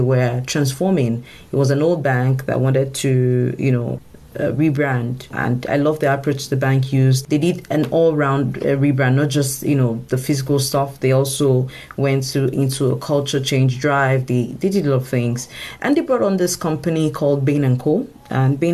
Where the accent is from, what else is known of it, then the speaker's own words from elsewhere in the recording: Nigeria; I come from Africa, and Nigeria in particular